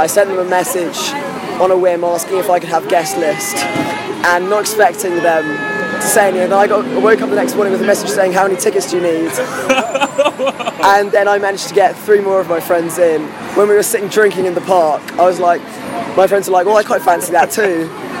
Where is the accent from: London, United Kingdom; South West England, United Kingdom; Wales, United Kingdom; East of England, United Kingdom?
East of England, United Kingdom; Colchester; my hometown. It's where I went to college, Colchester.